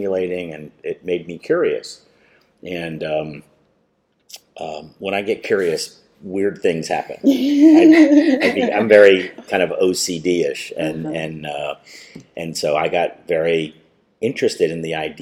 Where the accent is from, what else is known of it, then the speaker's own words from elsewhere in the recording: Miami Gardens, Florida, United States; also born or lived in New Jersey; I came here when I was 8 years old, and I grew up in Miami Gardens.